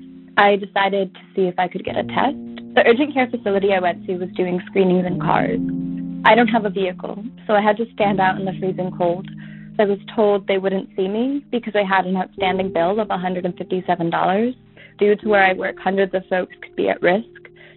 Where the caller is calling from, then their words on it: Burlington, Vermont, United States; I'm calling from Burlington, Vermont.